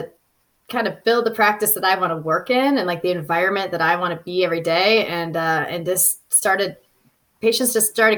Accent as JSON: {"language": "English", "region": "Southern California", "country": "United States", "tie": "born or raised there", "also_born_or_lived": "Orange County", "moved": "as an adult", "lives_now": "Lake Tahoe, United States", "said": "I grew up in Southern California"}